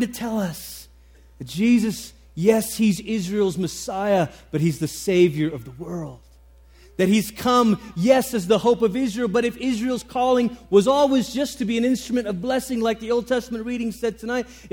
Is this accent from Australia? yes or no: no; Malaysia; moved away; I grew up in Malaysia